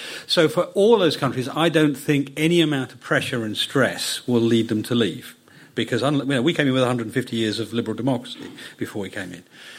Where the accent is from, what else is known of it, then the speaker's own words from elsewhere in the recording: United Kingdom; So being British isn't about a brand. It's about what we are.